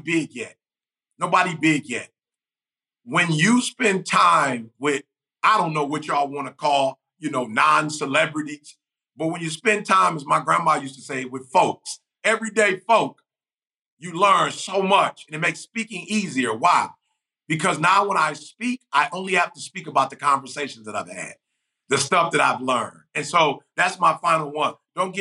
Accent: Detroit, Michigan, United States; also born or lived in Chicago; I'm from Detroit, you know, originally from Chicago, but I spent most of my life in Detroit

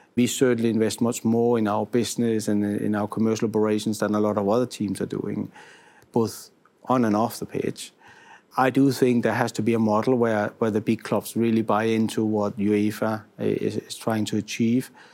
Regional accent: Denmark; moved away as an adult; now in Italy; being a foreigner, I'm originally from Denmark and I've been here for almost four years now

